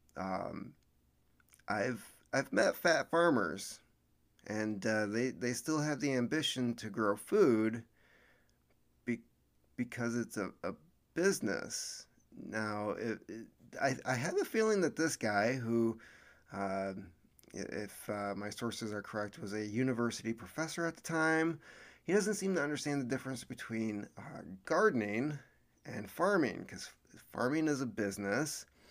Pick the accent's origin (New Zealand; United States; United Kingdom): United States